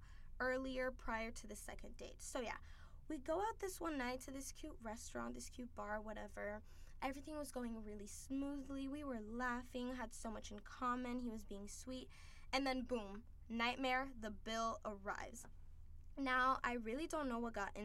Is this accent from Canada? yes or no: no; Haiti; moved away as an adult; now in United States; I grew up in Haiti